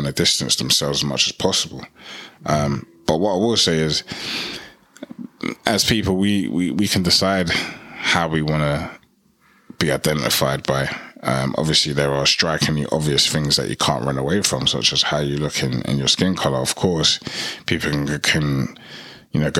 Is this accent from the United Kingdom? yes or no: yes; United Kingdom; I'm proud to be a British-born Ghanaian